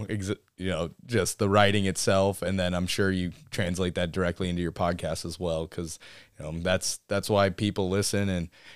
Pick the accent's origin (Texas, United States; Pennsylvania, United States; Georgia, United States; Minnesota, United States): Texas, United States; Central; moved away as an adult; also born or lived in Kodiak Island, Alaska; now in Alaska, United States; I was born on Kodiak Island, but we moved down to Central Texas before I turned, one, right there at like 10, 11 months or so, and grew up hunting and fishing down there